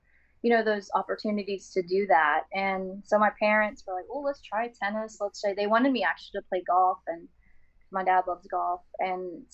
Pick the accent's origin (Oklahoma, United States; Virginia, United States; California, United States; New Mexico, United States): Oklahoma, United States; I grew up in Oklahoma playing Missouri Valley